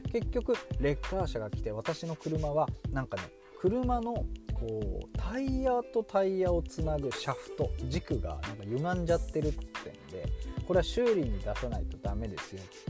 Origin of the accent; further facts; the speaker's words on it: Fukushima, Japan; moved away as an adult; 東北の福島県出身